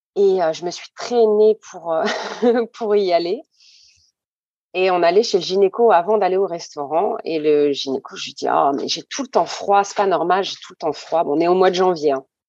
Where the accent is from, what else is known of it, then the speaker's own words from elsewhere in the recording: France; also born or lived in Saint-Benoît, Réunion; j'ai grandi en métropole. Je suis arrivée en métropole à hum, à presque trois ans